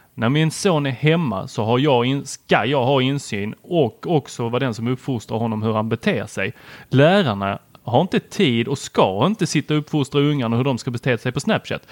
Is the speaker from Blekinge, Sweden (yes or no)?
no; Helsingborg, Skåne, Sweden; born or raised there; also born or lived in Lund